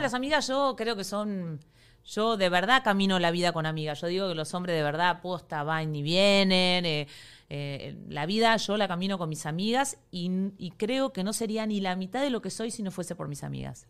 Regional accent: Argentina; now in Miami, United States; soy argentina

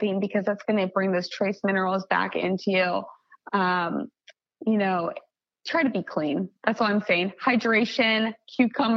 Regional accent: Kansas, United States; moved away; I'm from Kansas originally

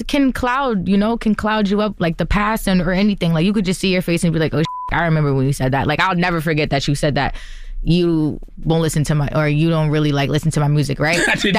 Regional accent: New Jersey, United States; now in Los Angeles, United States; Not alone with my friends, but I'm from Jersey. But we moved to LA for this.

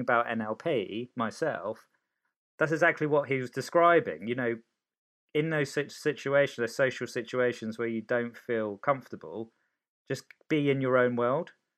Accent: Cholsey, South East England, United Kingdom; also born or lived in Sicily, Italy; moved to Oxfordshire

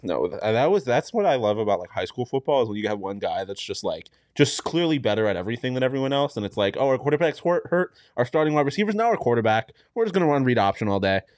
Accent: Ohio, United States; I am from basically Ohio

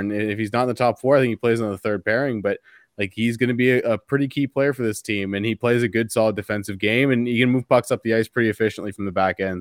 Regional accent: Canada; As a Canadian here

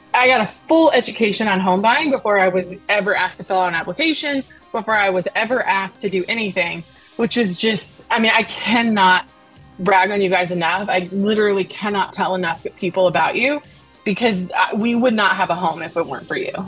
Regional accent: Nashville, Tennessee, United States; I'm from Nashville, Tennessee

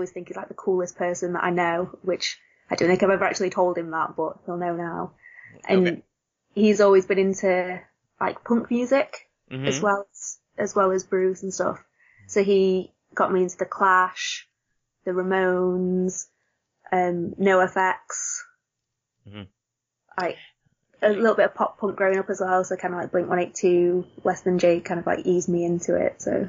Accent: Yorkshire and the Humber, United Kingdom; I grew up literally about 10 minutes outside of Sheffield, just in a little village in between Sheffield and the Peak District.

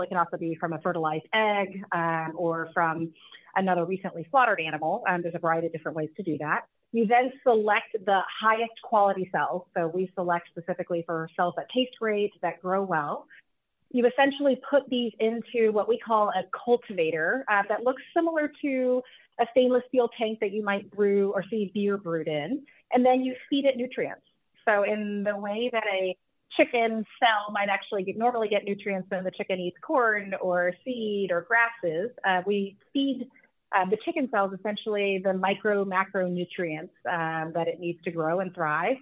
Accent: Texas, United States; I am from Texas

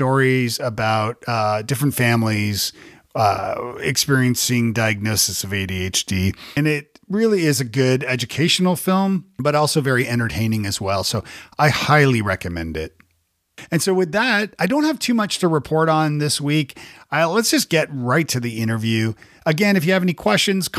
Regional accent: Toronto, Ontario, Canada; now in Nashville, United States; I'm from Toronto originally

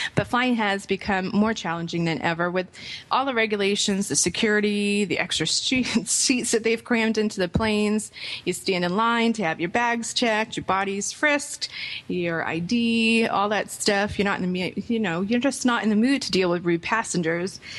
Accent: Rhode Island, United States; also born or lived in Boston; now in Orlando, United States; My parents are from Boston, grew up in Rhode Island.

